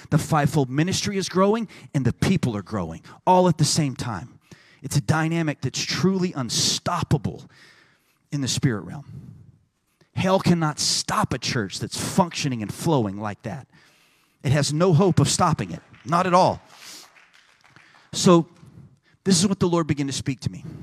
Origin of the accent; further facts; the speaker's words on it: Texas, United States; I'm from Texas